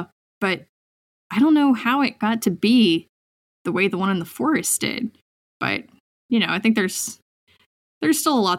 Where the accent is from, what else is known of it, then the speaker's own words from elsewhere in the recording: Seattle, Washington, United States; I grew up in Seattle, and you know, both my parents were public school teachers, and then I moved up here to the middle of nowhere